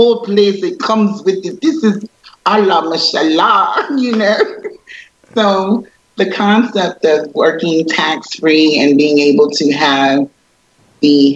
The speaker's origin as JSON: {"language": "English", "town": "Sumter", "region": "South Carolina", "country": "United States", "also_born_or_lived": "Alaska", "moved": "as an adult", "lives_now": "Kuwait", "said": "I'm from Sumter, South Carolina"}